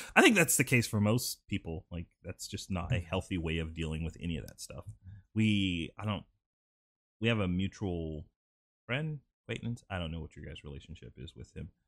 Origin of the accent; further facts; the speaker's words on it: Sumter, South Carolina, United States; I was born in Sumter, South Carolina.